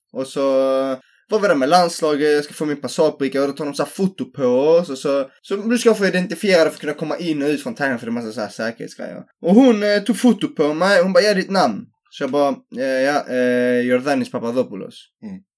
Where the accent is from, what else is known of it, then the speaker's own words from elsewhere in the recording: Helsingborg, Skåne, Sweden; jag är från Helsingborg